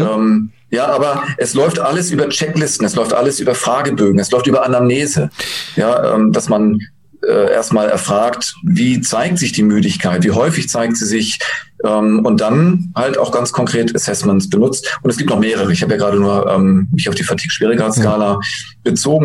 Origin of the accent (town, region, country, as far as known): Germany